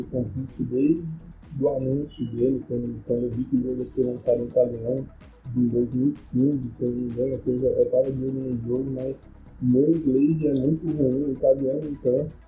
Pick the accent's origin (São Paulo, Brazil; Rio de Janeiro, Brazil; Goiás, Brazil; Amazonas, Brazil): São Paulo, Brazil; Santos; eu sou de Santos